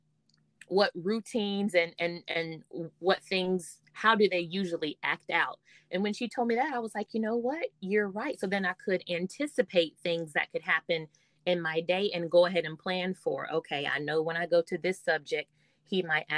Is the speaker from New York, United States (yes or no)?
no; Greenwood, South Carolina, United States; I actually got a job back in my hometown where I grew up in the district that I went through elementary, middle, and high school. So I taught at my first school in Greenwood, South Carolina